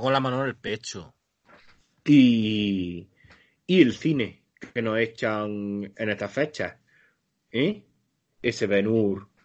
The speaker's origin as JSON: {"language": "Spanish", "country": "Spain", "said": "Ah, porque, claro, nosotros como españoles de pro, porque lo"}